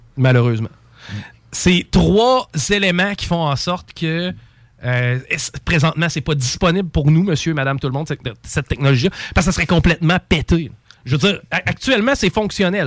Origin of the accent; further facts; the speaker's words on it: Canada; en tant que Canadien